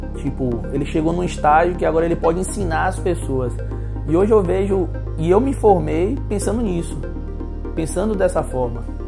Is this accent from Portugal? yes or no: no; Itabuna, Bahia, Brazil; nasci e criado aqui em Itabuna mesmo